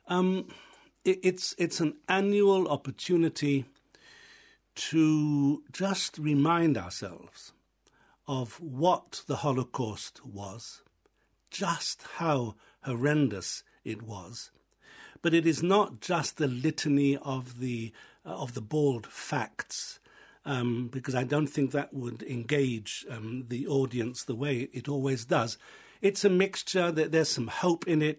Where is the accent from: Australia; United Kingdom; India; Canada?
United Kingdom; England; moved away as an adult; also born or lived in Israel; now in Ireland; I was raised in England, I was educated in England, finished my university studies there